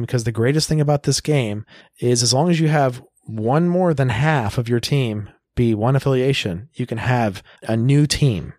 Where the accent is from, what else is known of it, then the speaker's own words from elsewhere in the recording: Tulsa, Oklahoma, United States; I grew up in Tulsa.